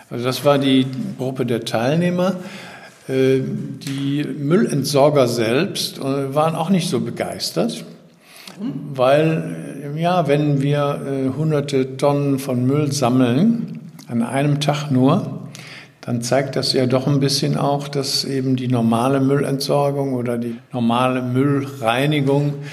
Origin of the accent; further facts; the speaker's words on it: Düsseldorf, North Rhine-Westphalia, Germany; ich stamme aber ursprünglich aus Düsseldorf